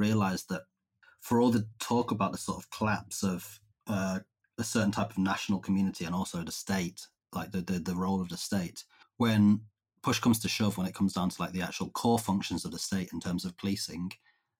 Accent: Cumbria, North West England, United Kingdom; I grew up in Cumbria

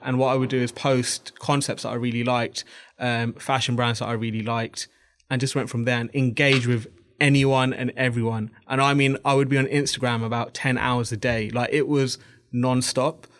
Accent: Bangladesh; I'm actually from Bangladesh.

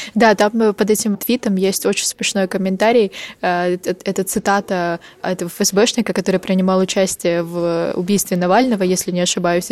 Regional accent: Ukraine; я из Украины.

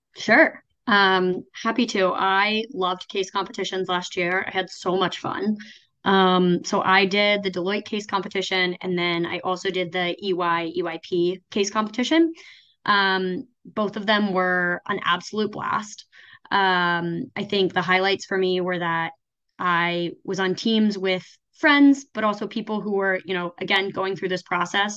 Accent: a small town in Oklahoma, United States; also born or lived in New York; now in Ann Arbor, United States; I am originally from a small town in Oklahoma

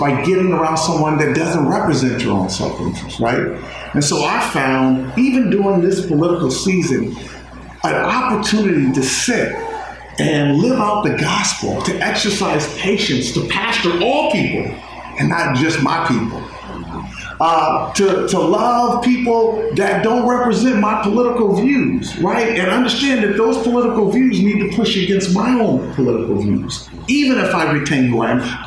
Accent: Inglewood, California, United States; moved away as an adult; also born or lived in Corvallis, Oregon; I'm from Inglewood. I'm from South Central LA. Raised at that time, it was a 99.9% black community

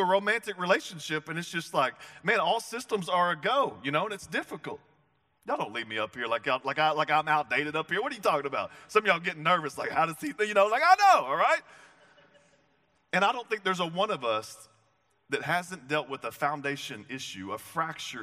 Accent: the South, United States; I'm from the South

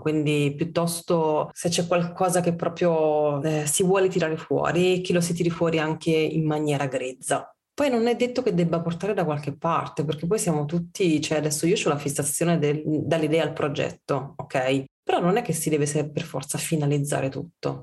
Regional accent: Olevano sul Tusciano, Campania, Italy; also born or lived in Bologna / Milan; now in Turin, Italy; io sono campana, io non ho mai visto il burro a casa mia. Mia nonna aveva la sugna

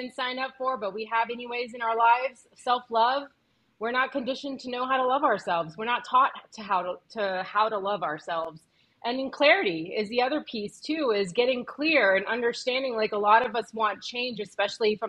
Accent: Honduras; I'm Afro-Honduran

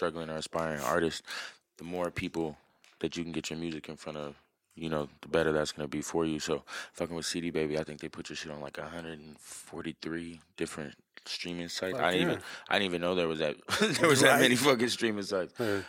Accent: Minneapolis, Minnesota, United States; also born or lived in Jamaica; now in Tucson, United States; I was born here in Tucson. We lived here for probably like a year or two. We moved to Jamaica for a little bit, and then we moved to Minneapolis, and that's where I grew up.

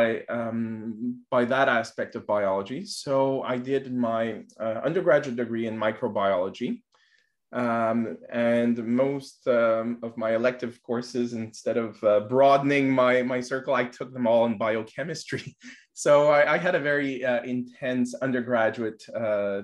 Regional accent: Montreal, Quebec, Canada; I'm born in Montreal. I was raised in Montreal

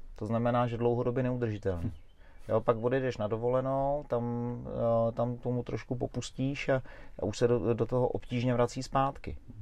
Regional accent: Roztoky, Central Bohemian Region, Czechia; moved away; also born or lived in Smíchov, Prague; já jsem vlastně pocházím z Rostok

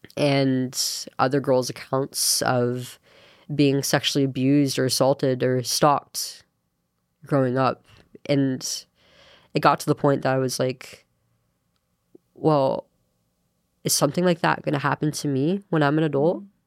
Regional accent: Manteca, Central Valley, California, United States; I'm from Antica. And, um, born and raised there

